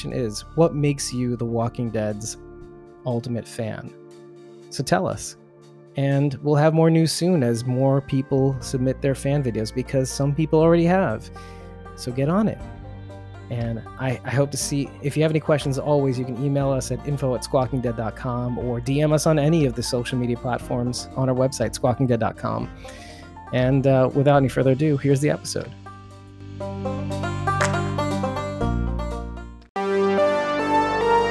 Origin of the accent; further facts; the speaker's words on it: New Jersey, United States; he and I grew up together in New Jersey